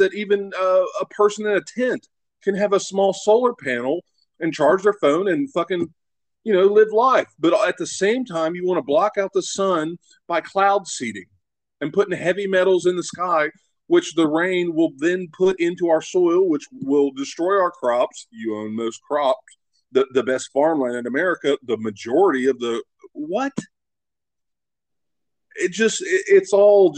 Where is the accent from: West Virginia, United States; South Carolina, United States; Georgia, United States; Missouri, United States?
West Virginia, United States; my home state